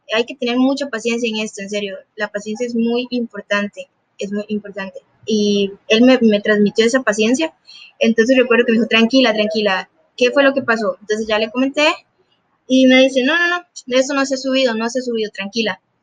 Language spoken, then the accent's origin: Spanish; Puntarenas, Costa Rica; Yo soy de Punta Arenas, Costa Rica